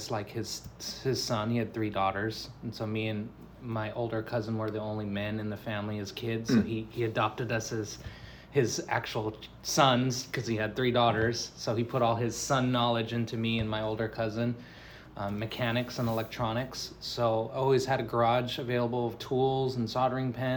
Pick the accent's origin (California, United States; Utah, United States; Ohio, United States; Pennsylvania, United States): California, United States; Chula Vista; I grew up in Chula Vista, California